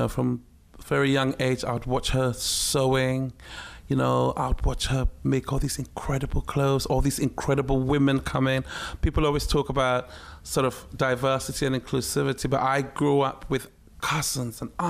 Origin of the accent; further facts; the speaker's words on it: Ghana; moved away; also born or lived in Takoradi / Accra / Tema; It was a very surreal life, growing up in Ghana, but on a military base